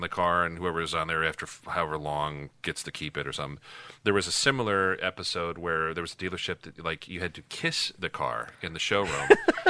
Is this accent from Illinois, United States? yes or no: yes; Chicago, Illinois, United States; I grew up in Chicago